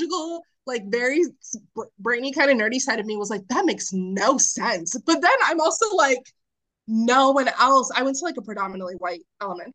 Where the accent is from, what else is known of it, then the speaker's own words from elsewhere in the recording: Arlington, Virginia, United States; I'm from Arlington, which is predominantly white. It's right outside D.C.